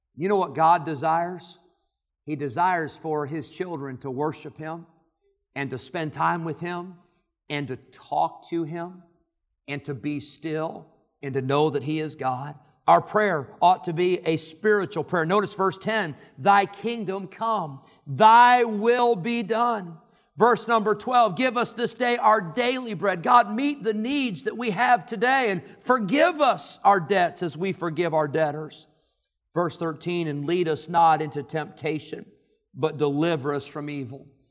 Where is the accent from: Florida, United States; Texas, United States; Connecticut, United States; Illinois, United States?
Illinois, United States; Rockford; moved away; I lived in Rockford, Illinois